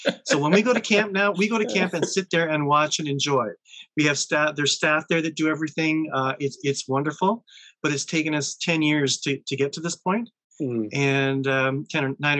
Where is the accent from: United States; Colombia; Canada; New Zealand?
Canada; Thessalon, Ontario; I'm Thessalon born and bred